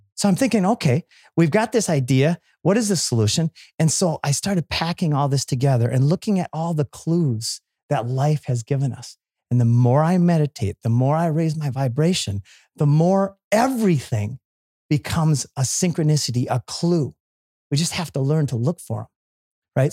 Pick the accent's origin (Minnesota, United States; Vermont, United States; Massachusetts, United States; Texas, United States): Minnesota, United States; I grew up in Minnesota